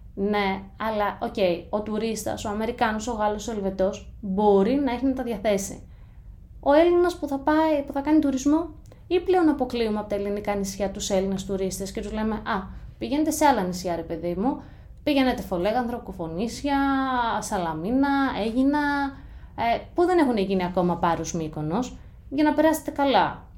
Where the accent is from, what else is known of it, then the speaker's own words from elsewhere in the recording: Greece; moved away as an adult; also born or lived in United States; θα είμαι τρεις εβδομάδες στην Ελλάδα και τέσσερις μέρες στο χωριό μου